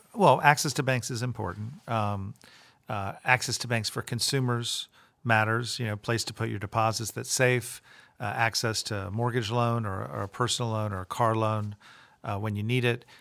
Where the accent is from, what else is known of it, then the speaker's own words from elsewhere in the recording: Tampa, Florida, United States; moved away as an adult; I grew up in Tampa. I went to public school there